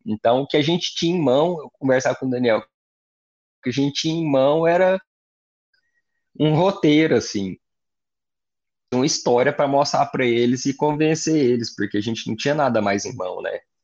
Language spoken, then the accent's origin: Portuguese; Goiás, Brazil; eu cresci em Goiás